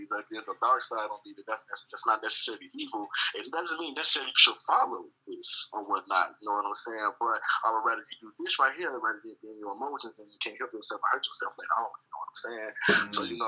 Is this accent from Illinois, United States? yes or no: yes; Maywood, Illinois, United States; also born or lived in Georgia / Mississippi / Michigan / Indiana; man, I'm from Illinois, man. You know, born in Maywood, in and out of the Maywood area. Really raised everywhere Georgia, Atlanta, Mississippi, Michigan, Indiana, everywhere in Illinois, you name it.